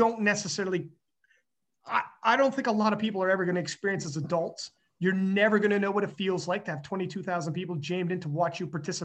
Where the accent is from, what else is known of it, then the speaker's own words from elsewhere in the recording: Canada; I'm from Canada